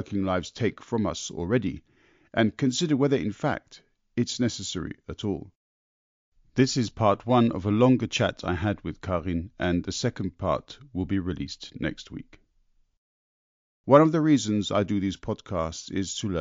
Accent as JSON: {"language": "English", "country": "United Kingdom", "moved": "yes", "lives_now": "Germany", "said": "I'm born Brit in Germany"}